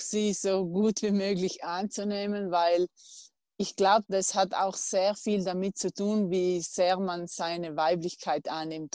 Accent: South Tyrol, Trentino-Alto Adige, Italy; meiner Heimat Südtirol

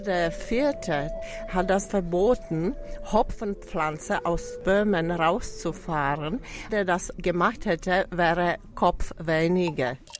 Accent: Prague, Czechia; German is a second language; Ich komme aus Tschechischer Republik, aus Prag, wo ich äh, landwirtschaftliche Hochschule studiert hatte

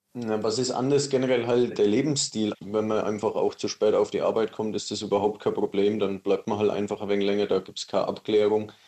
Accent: Germany; als Deutscher

